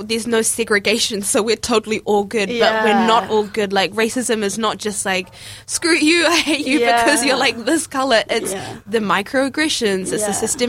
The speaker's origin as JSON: {"language": "English", "town": "Hamilton", "region": "Waikato", "country": "New Zealand", "tie": "born or raised there", "also_born_or_lived": "Lower Hutt", "moved": "yes", "said": "I'm from Lower Hutt, but I grew up in Hamilton as well. So, definitely a North Island girl. Before studies, I never came down to the South Island."}